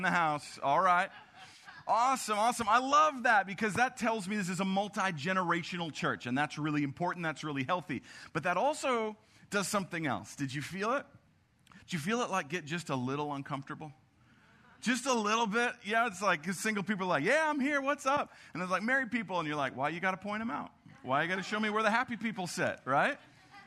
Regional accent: Albert Lea, Minnesota, United States; moved away; I'm from Minnesota originally

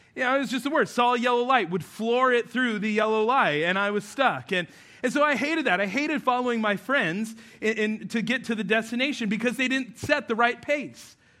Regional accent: New Mexico, United States; moved away; I grew up out west in New Mexico

